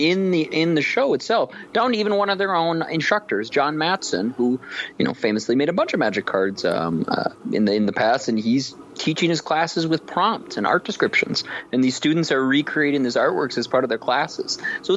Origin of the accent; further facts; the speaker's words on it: Minnesota, United States; Me being a Minnesota person